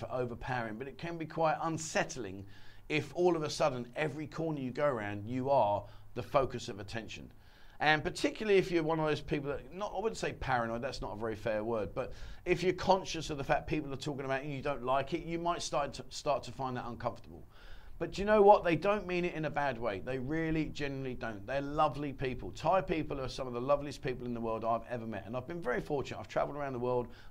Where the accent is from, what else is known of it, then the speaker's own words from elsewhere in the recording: England, United Kingdom; moved away as an adult; now in Pattaya, Thailand; I came from England